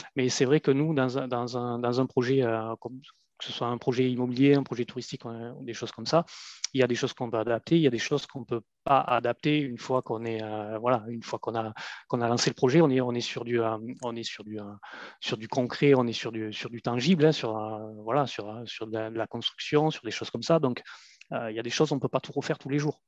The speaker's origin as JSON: {"language": "French", "country": "France", "also_born_or_lived": "Maghreb", "moved": "as an adult", "said": "à peine plus de 20 ans, j'ai quitté la France en fait et je me suis retrouvé à, l'étranger, donc dans, un pays du Maghreb"}